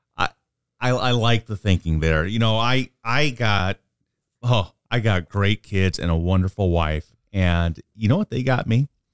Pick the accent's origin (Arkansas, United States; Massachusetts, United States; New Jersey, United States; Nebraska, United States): Nebraska, United States; Omaha; I'm a lifer from, born and raised in Omaha.